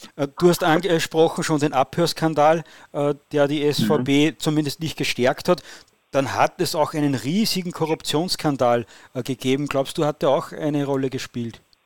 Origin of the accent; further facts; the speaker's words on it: Austria; als Österreicher